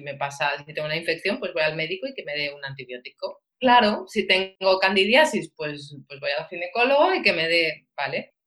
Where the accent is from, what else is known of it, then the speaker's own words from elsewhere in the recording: Valencia, Valencian Community, Spain; soy de Valencia